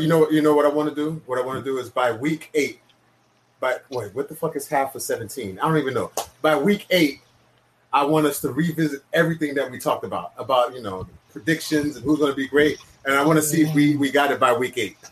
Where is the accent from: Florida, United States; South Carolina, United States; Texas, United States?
Florida, United States; Miami; I live in Miami. I'm from Miami. Grew up in Miami.